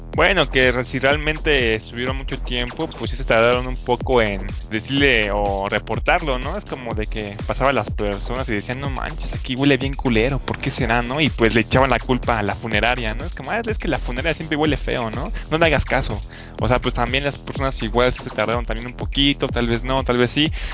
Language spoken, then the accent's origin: Spanish; Mexico; como soy mexicano